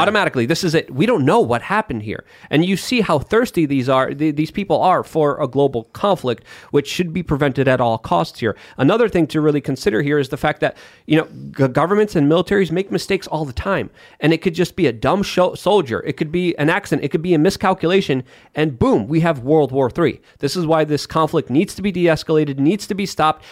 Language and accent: English; Poland; moved away; I'm from Poland. I love my country